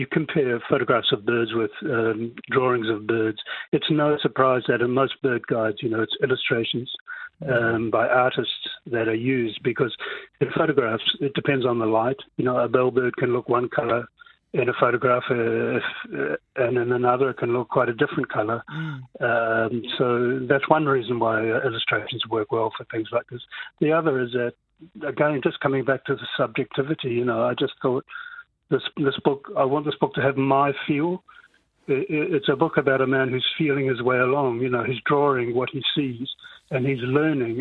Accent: Whanganui, Manawatū-Whanganui, New Zealand; moved away as an adult; also born or lived in France; my hometown, Whanganui

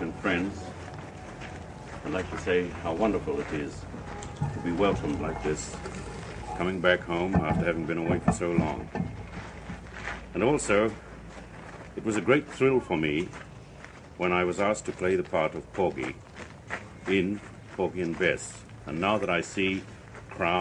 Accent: New Zealand; moved away

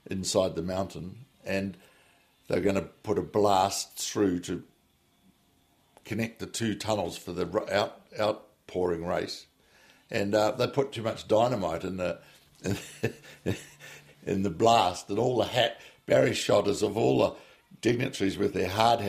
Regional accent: New Plymouth, Taranaki, New Zealand; moved away as an adult; I was away from New Plymouth 32 years, and I came back to New Plymouth

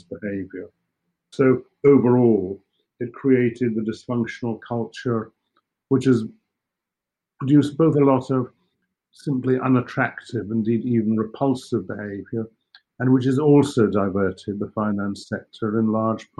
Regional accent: Scotland, United Kingdom; I'm from Scotland

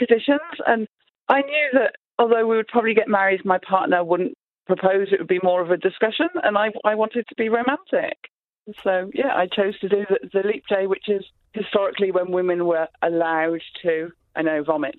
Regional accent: Scotland, United Kingdom; now in Upper Hutt, New Zealand; So I'm Scottish

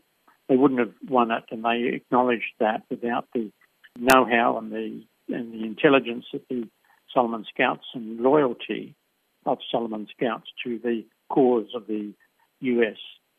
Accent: Australia; my feeling of being an Australian, a proud Australian

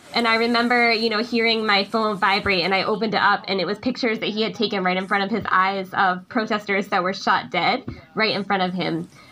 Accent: United States; moved away as an adult; now in Myanmar; I was stuck in the United States in my hometown due to COVID.

